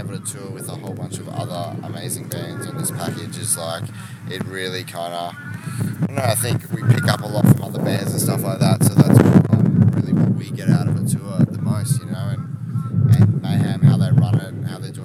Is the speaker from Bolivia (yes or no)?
no; Melbourne, Victoria, Australia; We're from Australia, from Melbourne, which is kind of the bottom.